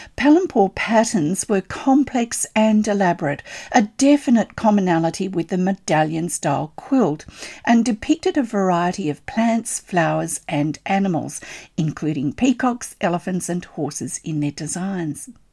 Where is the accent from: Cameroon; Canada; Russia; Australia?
Australia; I'm an Australian textile artist